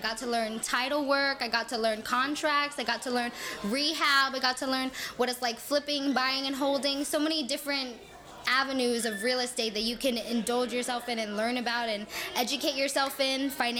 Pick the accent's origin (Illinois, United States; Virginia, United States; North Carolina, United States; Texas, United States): Texas, United States; Fort Worth; moved away as an adult; now in San Antonio, United States; I grew up in Fort Worth, Texas, moved to San Antonio maybe 10 years ago. I feel like I'm from both places.